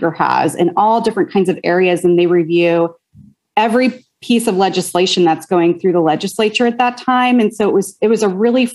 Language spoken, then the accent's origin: English; Concord, California, United States; now in Pasadena, United States; I grew up in the Bay Area in Northern California. So I grew up in Concord, California, which is in the East Bay Area